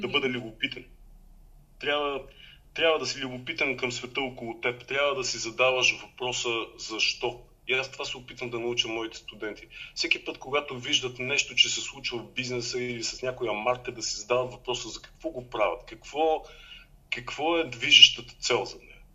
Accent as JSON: {"language": "Bulgarian", "town": "Blagoevgrad", "region": "Blagoevgrad Province", "country": "Bulgaria", "tie": "born or raised there", "also_born_or_lived": "Sofia, Bulgaria", "moved": "as an adult", "lives_now": "Austria", "said": "в моя роден град, в Благоевград"}